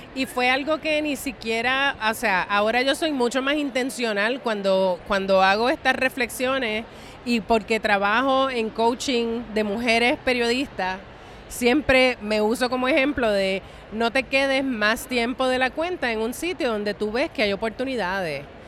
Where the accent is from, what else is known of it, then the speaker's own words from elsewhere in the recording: San Juan, Puerto Rico; moved away as an adult; now in New York, United States; una puertorra nacida y criada en Río Piedras, Puerto Rico